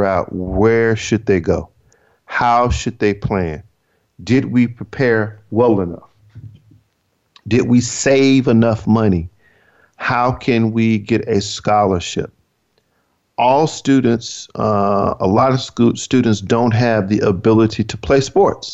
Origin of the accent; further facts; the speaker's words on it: Georgia, United States; also born or lived in California; now in Maryland, United States; My home state, which is Georgia